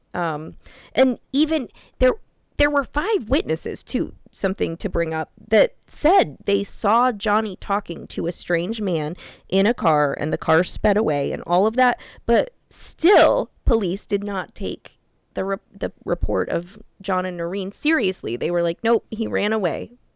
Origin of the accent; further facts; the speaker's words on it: Iowa, United States; also born or lived in Des Moines; I'm born and raised in Iowa